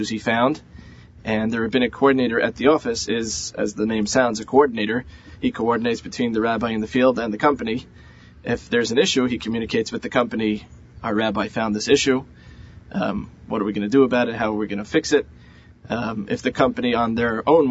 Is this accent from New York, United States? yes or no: yes; New York City, New York, United States; moved away as an adult; also born or lived in Israel / Baltimore; I'm from Queens originally